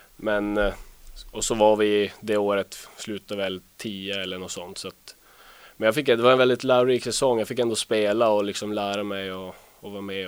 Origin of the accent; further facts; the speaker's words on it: Luleå, Norrbotten County, Sweden; also born or lived in Boden; Jag eh, är uppvuxen i Luleå